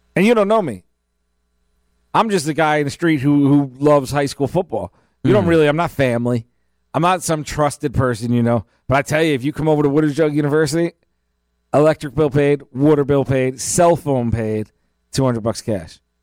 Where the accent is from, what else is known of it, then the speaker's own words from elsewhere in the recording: Long Island, New York, United States; moved away as an adult; now in Palm Beach County, United States; I grew up in Long Island